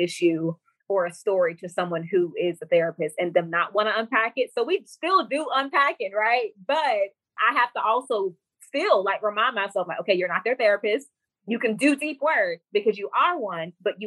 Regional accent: Florida, United States; now in Alabama, United States; I'm currently from Florida, but I live in Alabama.

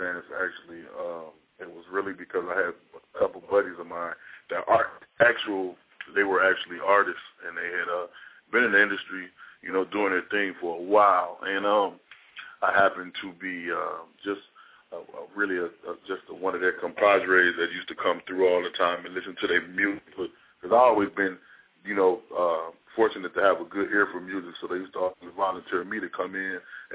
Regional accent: Chicago, Illinois, United States; also born or lived in West Coast; I am from the Midwest.

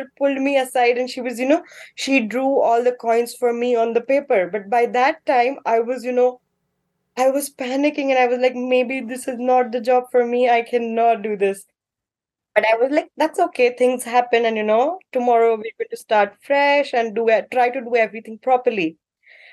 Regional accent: Mumbai, Maharashtra, India; moved away as an adult; now in Ottawa, Canada; I am from Mumbai, the city that never sleeps

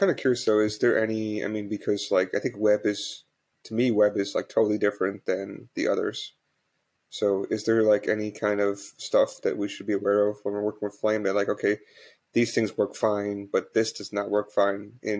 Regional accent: United States; now in Hong Kong; No, I'm actually from US. Just I've been living in Hong Kong for over 10 years, so I have to get used to like UK English and then people whose English is not their first language.

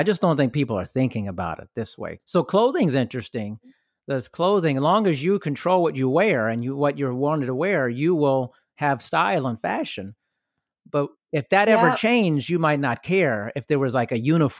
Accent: Germany; Like I grew up partially in Europe and Germany, and you know, it took a long time for me to travel back.

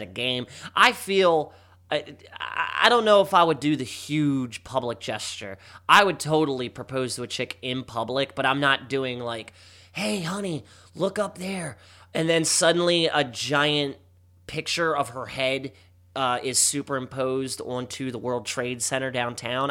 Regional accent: Baltimore, Maryland, United States; my hometown

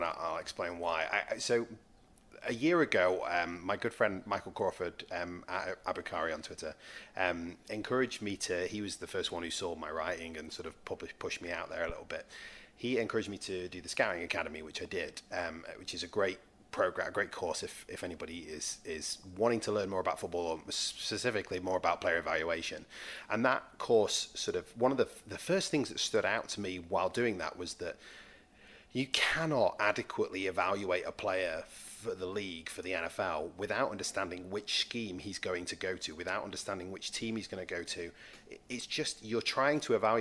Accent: Manchester, North West England, United Kingdom; the team I used to go and support a lot were the Manchester Giants, because I grew up in Manchester

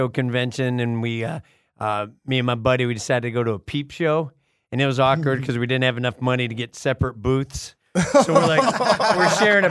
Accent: Chicago, Illinois, United States; Because I'm from Southside Chicago.

